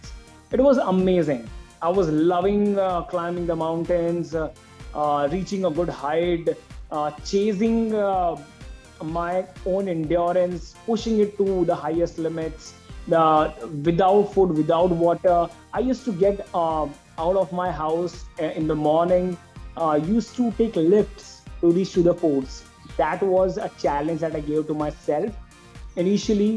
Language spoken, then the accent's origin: English; Mumbai, Maharashtra, India; I was from Mumbai